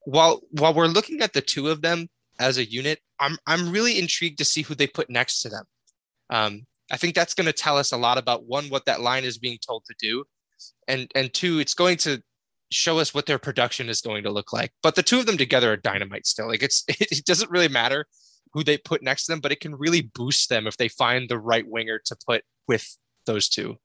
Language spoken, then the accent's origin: English; Connecticut, United States; I'm from Connecticut